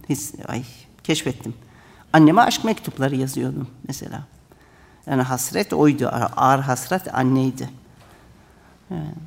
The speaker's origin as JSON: {"language": "Turkish", "region": "Ankara", "country": "Turkey", "tie": "born or raised there", "also_born_or_lived": "Germany", "first_language": "Turkish", "moved": "as an adult"}